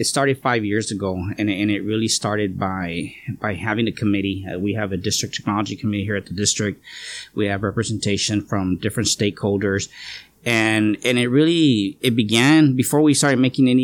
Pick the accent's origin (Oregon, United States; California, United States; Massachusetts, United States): California, United States; Calexico; also born or lived in King City, California; I was born in King City, California, but it's been, just a few months old. I've been here in Calexico